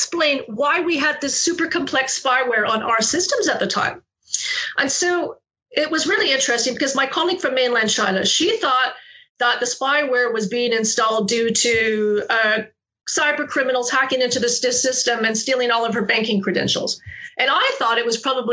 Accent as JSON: {"language": "English", "country": "Canada", "tie": "born or raised there", "also_born_or_lived": "Calgary, Canada", "moved": "as an adult", "lives_now": "Australia", "said": "I guess I still am Canadian, but originally I was born in Canada. I went to university at the University of Calgary."}